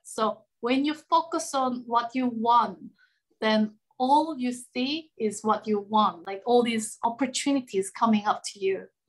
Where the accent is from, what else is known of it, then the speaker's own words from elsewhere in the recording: South Korea; also born or lived in London; I'm from Korea. Now I live in Korea as well, but I used to travel a lot around the world. Also, I used to live in London for seven years.